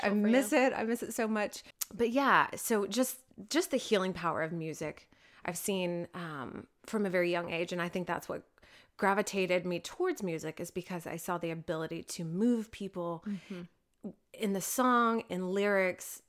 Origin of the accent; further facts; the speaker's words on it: Oklahoma City, Oklahoma, United States; I was raised in the Oklahoma City area